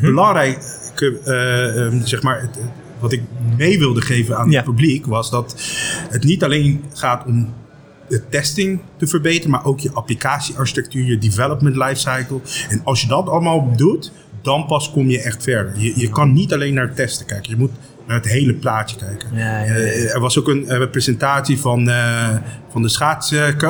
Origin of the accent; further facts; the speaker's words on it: Aruba; now in Netherlands; ik kom zelf uit Aruba